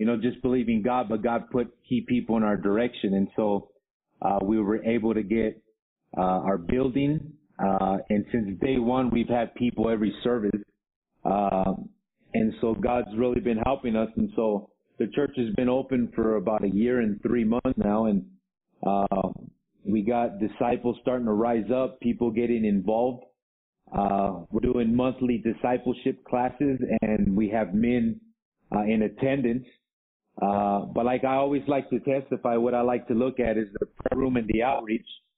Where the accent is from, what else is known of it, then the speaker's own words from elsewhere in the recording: Los Angeles, California, United States; moved away as an adult; also born or lived in Baldwin Park, California; now in Arequipa, Peru; I grew up in the Los Angeles area between back and forth between South Central LA and the San Gabriel Valley, Baldwin Park to be exact